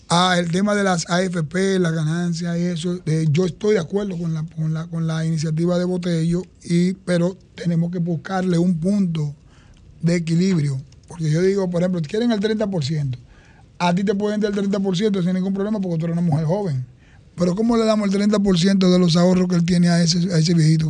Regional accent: Santo Domingo Este, Distrito Nacional, Dominican Republic; me formé y me eduqué en Santo Domingo Este

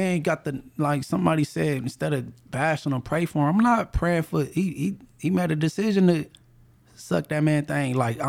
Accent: Inglewood, California, United States; Well, I'm from Inglewood family

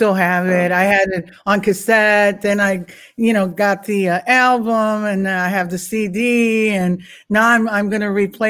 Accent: Florida, United States; moved away; We're originally from Florida

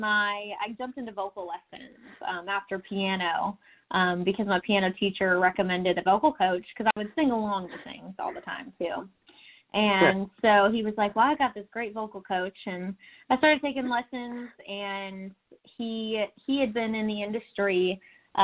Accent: Texas, United States; also born or lived in Tulsa, Oklahoma; now in Nashville, United States; born in Tulsa, Oklahoma, in a pink hospital. That's a little quirky already. but I was raised in Texas, in a small, about 45 minutes southwest of Houston. Grew up there

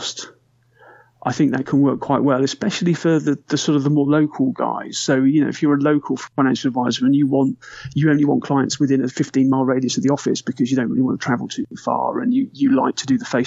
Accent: United Kingdom; we're British

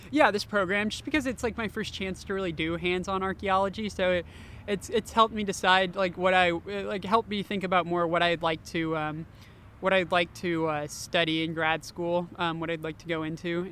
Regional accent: Austin, Texas, United States; moved away; I'm originally from Austin, Texas

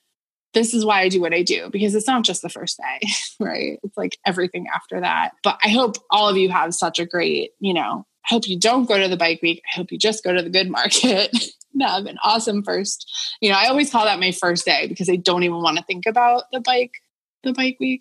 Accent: Boston area, Massachusetts, United States; moved away as an adult; also born or lived in New York City; I'm an adult living in kind of my hometown

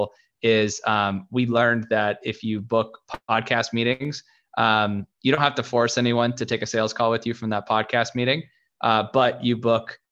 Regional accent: Seattle, Washington, United States; moved away as an adult; now in Los Angeles, United States; I was born and raised in Seattle

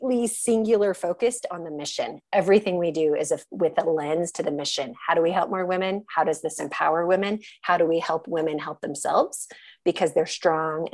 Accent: United States; as an American

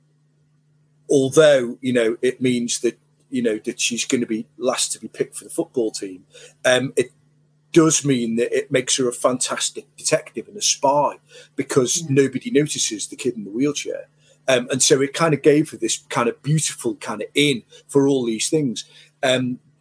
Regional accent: Merseyside, North West England, United Kingdom; I hail from Merseyside

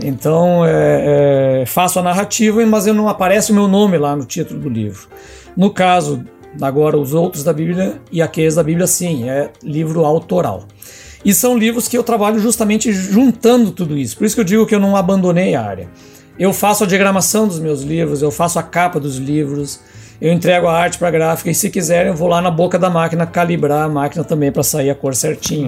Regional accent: Ijuí, Rio Grande do Sul, Brazil; eu sou natural de Juí, né, interior do Rio Grande do Sul, terra do Capitão Dunga

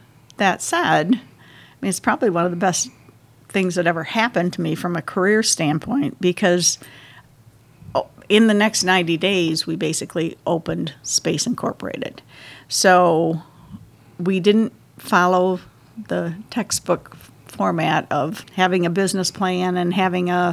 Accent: Shelby, Michigan, United States; also born or lived in Lansing, Michigan / Coldwater, Michigan; now in Midland, United States; I consider a small town in western Michigan by the name of Shelby, Michigan, my hometown

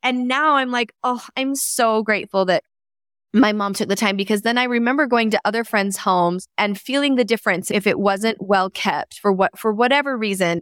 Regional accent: Canada; I was born in Canada

